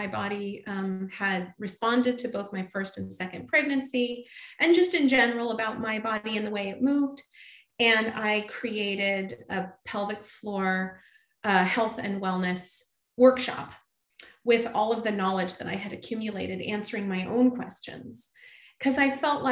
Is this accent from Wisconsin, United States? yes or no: no; California, United States; I grew up in California